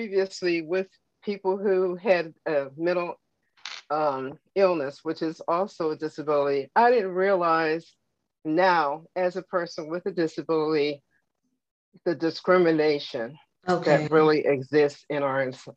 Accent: Pittsburgh, Pennsylvania, United States; moved away as an adult; now in Virginia, United States; Living and growing up in Pittsburgh, going to college

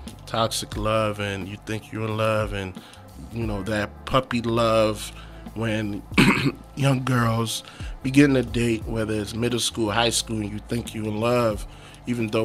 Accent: Prince George's County, Maryland, United States; also born or lived in Nigeria / Texas; I was born in Nigeria. Came here when I was 8 and a half. Came straight to PG County, Maryland.

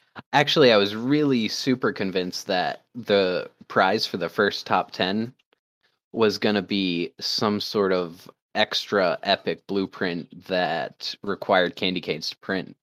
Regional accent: Maine, United States; I'm a hunter from Maine

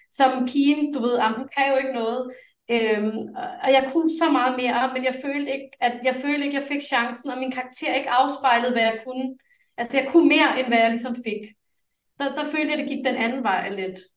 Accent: Denmark; Danish is a second language; jeg er vokset op med tre sprog derhjemme, og jeg talte, jeg fik ekstra danskundervisning, selvom jeg er født i Danmark.

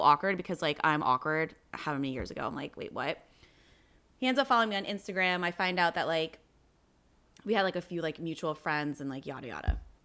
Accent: New Jersey, United States; I'm from New Jersey

